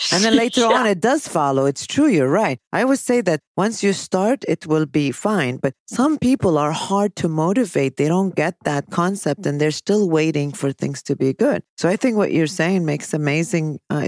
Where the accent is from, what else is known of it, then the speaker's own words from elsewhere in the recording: Chicago, Illinois, United States; Winter here because I'm from Chicago.